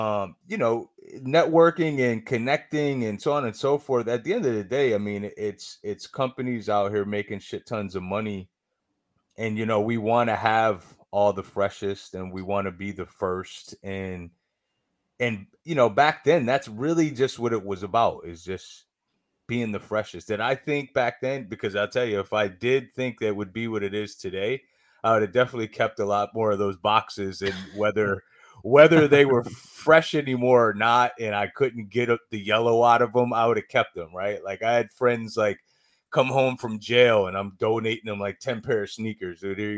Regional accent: Syracuse, New York, United States; I'm from Syracuse, New York.

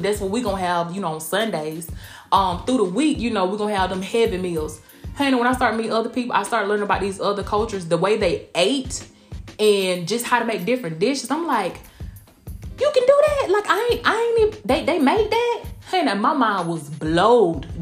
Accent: Blakely, Georgia, United States; moved away as an adult; also born or lived in Kansas; now in Tampa, United States; I'm from a small town. First off, I'm from Blakely, Georgia.

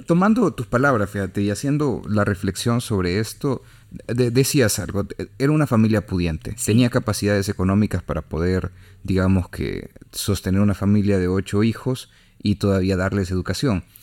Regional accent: El Salvador; uno como salvadoreño, uno como centroamericano

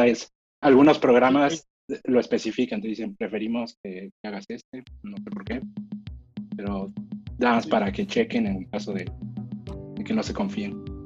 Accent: Mexico; moved away as an adult; now in Boston, United States; nosotros como mexicanos

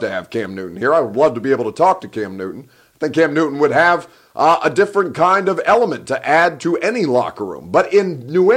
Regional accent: Egypt; now in Nashville, United States; I'm from the Sahara. Your boy is Egyptian

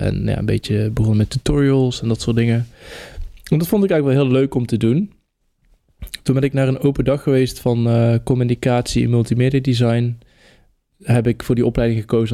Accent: North Brabant, Netherlands; fotograaf, dichter, Brabander

